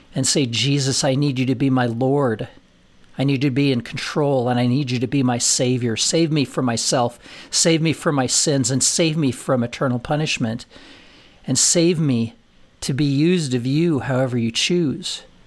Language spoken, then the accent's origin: English; Colorado, United States; moved away as an adult; also born or lived in Nashville; never having lived out of the state of Colorado, never having lived f, farther than forty miles from my, from my hometown